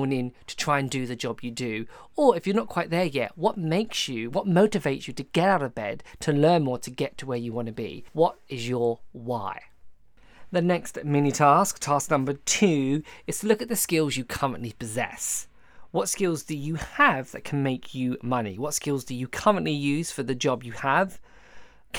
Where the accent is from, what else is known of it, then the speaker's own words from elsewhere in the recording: Essex, East of England, United Kingdom; I'm originally from Essex